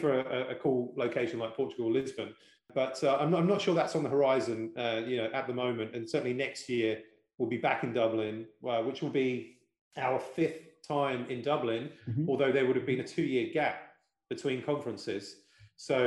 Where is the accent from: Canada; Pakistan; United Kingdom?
United Kingdom; because I am British